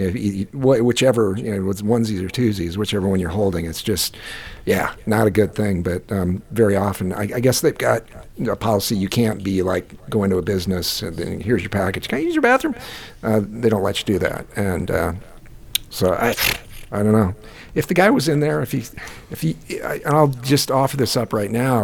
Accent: Iowa, United States; also born or lived in California; I was from Iowa

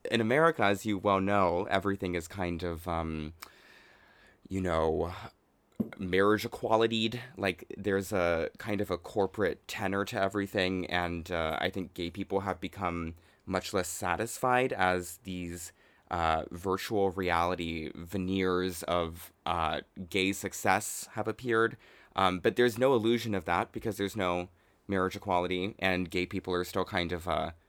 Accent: United States; now in Japan; I love being the glamorous, like uh, too tall fish out of water and uh, experiencing the culture as like an American. And uh, I love speaking Japanese.

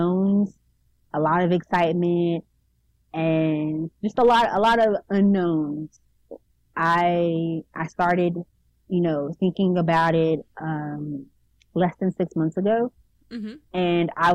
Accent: Houston, Texas, United States; moved away as an adult; also born or lived in Arkansas; now in Little Rock, United States; I was growing up in Houston

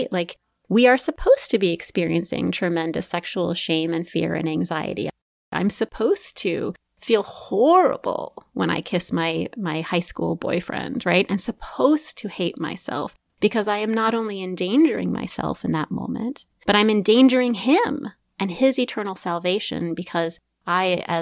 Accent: Midwest, United States; I was raised in the Evangelical Christian Church um, in the Midwest.

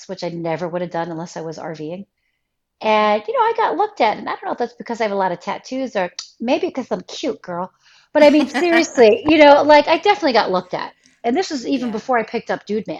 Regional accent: United States; I was born and raised here. You know, how can I not, being born and raised in America

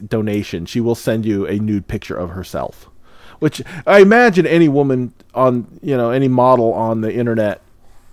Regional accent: Midwest, United States; now in Seattle, United States; I grew up in the Midwest where we would get some decent snow

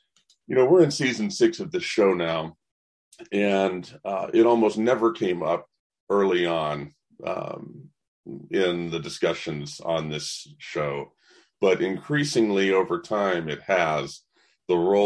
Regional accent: the South, United States; I'm born and raised in the South

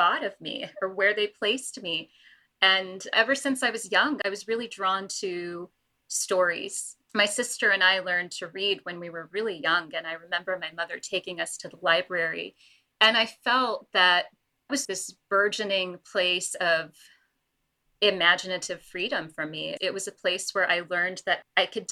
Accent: Los Angeles, California, United States; also born or lived in London; my family moved to the United States and I grew up in Los Angeles

